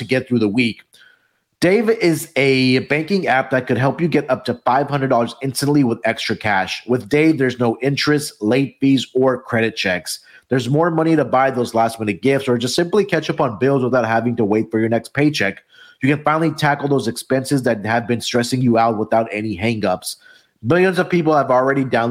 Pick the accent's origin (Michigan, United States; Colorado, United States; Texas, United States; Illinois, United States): Texas, United States; my home state here in Texas